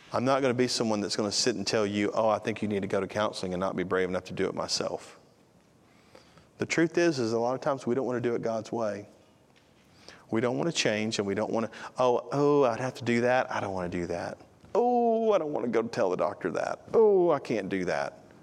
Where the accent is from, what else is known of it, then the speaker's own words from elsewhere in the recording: United States; We're an American